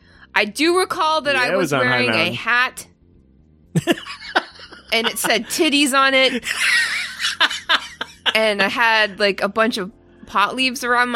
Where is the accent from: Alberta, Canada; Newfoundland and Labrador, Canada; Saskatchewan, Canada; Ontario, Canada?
Ontario, Canada; now in United States; I'm from Ontario. I'm Canadian. and I just sort of live in the States.